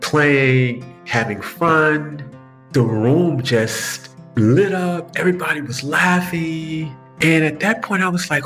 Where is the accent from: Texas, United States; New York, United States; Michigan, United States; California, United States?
California, United States; Compton; I was born and raised in Compton, California